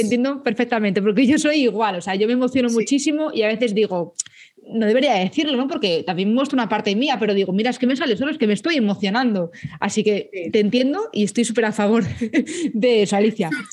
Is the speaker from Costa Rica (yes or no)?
no; Madrid, Community of Madrid, Spain; soy madrileña, yo dije, joder, que yo quiero hacerlo en Madrid porque es que es mi ciudad